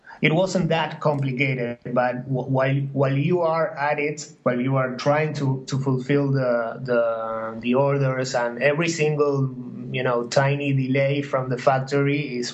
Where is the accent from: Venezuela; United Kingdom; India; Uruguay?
Uruguay; moved away as an adult; also born or lived in New York; I'm from Uruguay, and I was in New York.